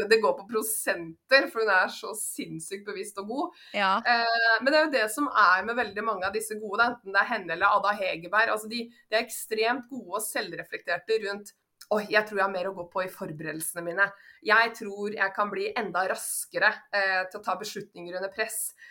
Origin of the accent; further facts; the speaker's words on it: Kongsvinger, Innlandet, Norway; now in Oslo, Norway; Jeg kommer opprinnelig fra Kongsvinger. Men jeg har bodd nå i Oslo de siste 20 årene